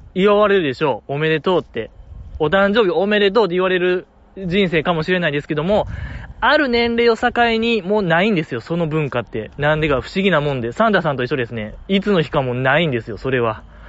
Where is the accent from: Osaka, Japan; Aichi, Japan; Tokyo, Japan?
Osaka, Japan; 地元大阪